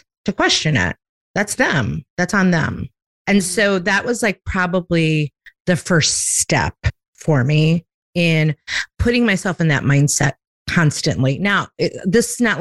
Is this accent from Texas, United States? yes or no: no; Chicago, Illinois, United States; now in Myrtle Beach, United States